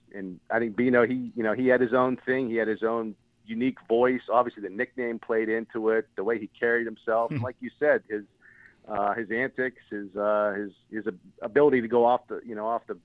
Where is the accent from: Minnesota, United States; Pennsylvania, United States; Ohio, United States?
Pennsylvania, United States; Western; he's from my neck of the woods here in Western Pennsylvania